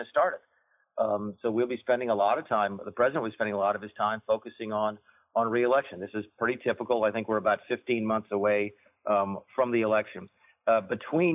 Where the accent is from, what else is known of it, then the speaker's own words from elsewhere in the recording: South Carolina, United States; I'm from South Carolina